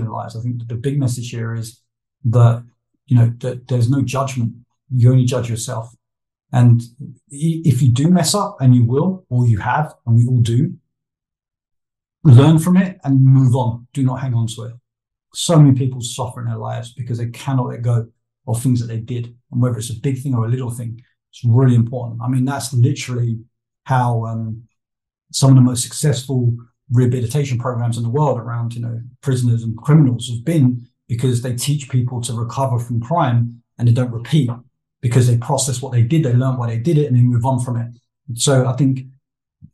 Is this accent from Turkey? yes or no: no; United Kingdom; I'm British